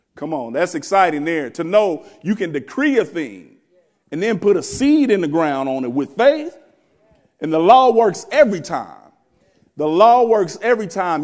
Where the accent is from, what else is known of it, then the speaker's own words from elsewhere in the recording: Wichita, Kansas, United States; I'm from Wichita, Kansas. I'm a country boy, they say.